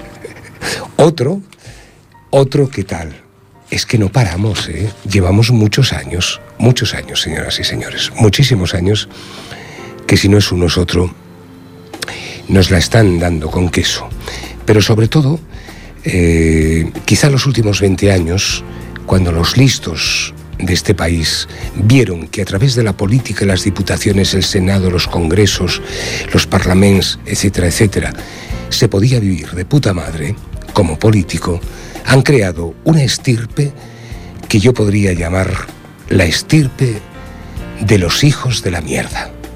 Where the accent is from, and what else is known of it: Spain